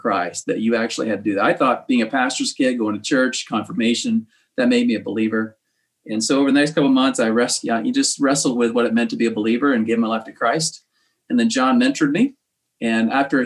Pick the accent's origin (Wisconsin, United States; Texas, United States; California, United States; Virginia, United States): Virginia, United States; I grew up in Virginia and went to Virginia Tech